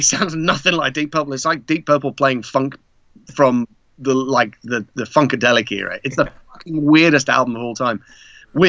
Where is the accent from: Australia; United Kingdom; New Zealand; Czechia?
Czechia; Prague; moved away; I was born in Prague